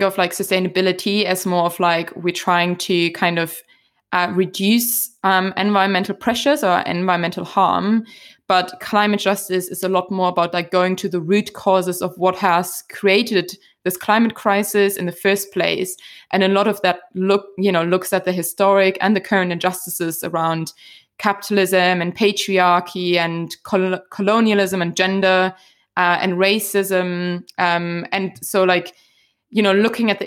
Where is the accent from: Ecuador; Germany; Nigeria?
Germany; moved away as an adult; now in Scotland, United Kingdom; growing up in Germany